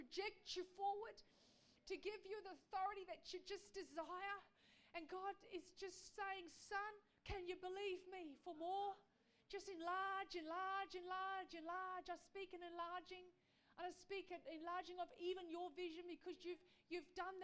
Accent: Australia; we as Aussies

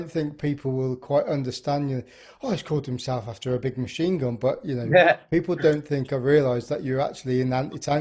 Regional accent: the Midlands, England, United Kingdom; moved away as an adult; now in South West England, United Kingdom; I'm from the Midlands, but I've spent my last 15, 18 years down here

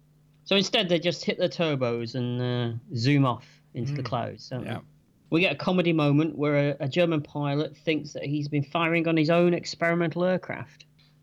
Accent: England, United Kingdom; We are English at the end of the day.

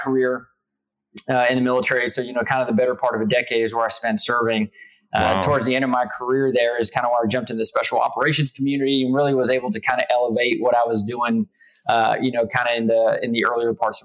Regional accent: South Texas, United States; moved away as an adult; also born or lived in New York; I grew up in South Texas

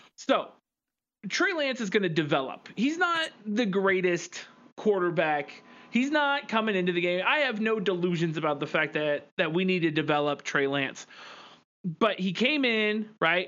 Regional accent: Northern California, United States; growing up in Northern California

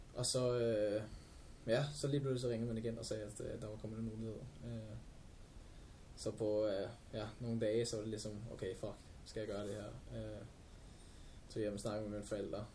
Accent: Albertslund, Capital Region of Denmark, Denmark

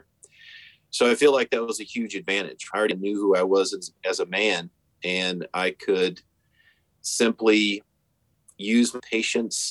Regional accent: the Carolinas, United States; also born or lived in Kansas; But at 6 years old, my father moved us out to the Carolinas where he's from. And that's where I really grew up

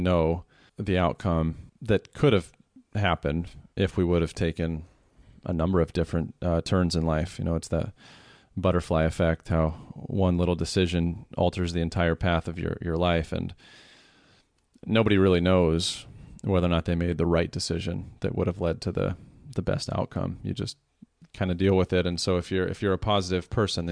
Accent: Iowa, United States; moved away; the small town that I grew up back in Iowa

